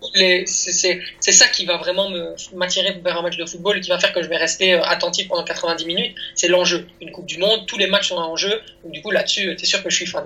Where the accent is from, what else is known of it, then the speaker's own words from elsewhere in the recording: Belgium; en, France en tant que petit belge